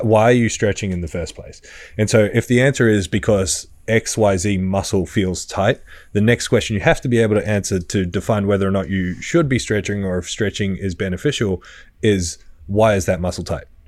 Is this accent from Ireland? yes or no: no; Australia; I was from Australia